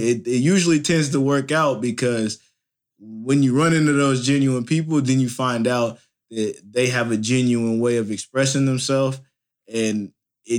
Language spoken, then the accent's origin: English; Indianapolis, Indiana, United States; my hometown, Indianapolis, Indiana